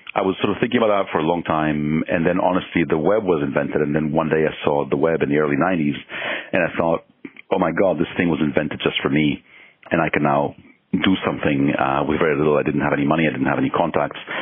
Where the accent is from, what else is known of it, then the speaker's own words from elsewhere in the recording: Mexico; moved away; also born or lived in Israel; I was born in Israel and I was growing up in Mexico